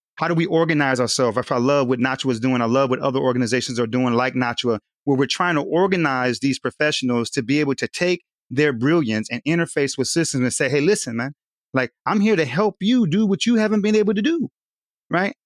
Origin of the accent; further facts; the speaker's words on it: Southern California, United States; now in Wilmington, United States; I'm originally from Southern California